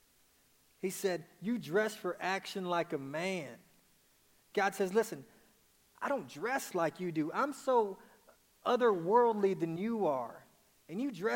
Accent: Dallas, Texas, United States; I'm from Dallas, Texas. So when I say naked, it's

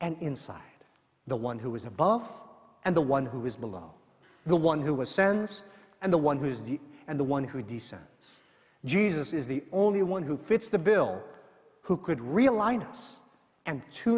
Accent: San Bruno, California, United States; moved away; also born or lived in New Jersey; the church I grew up in San Bruno, California, a little Filipino church. And I sang in the children's choir back then.

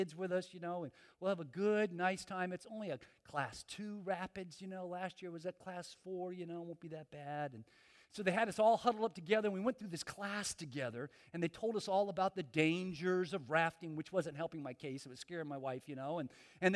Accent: Miami, Florida, United States; And I'm from Miami. I'm from South Florida

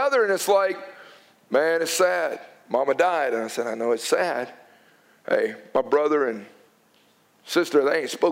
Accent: United States

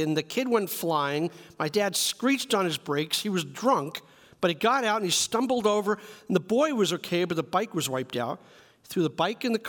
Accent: New York City, New York, United States; I grew up in New York City

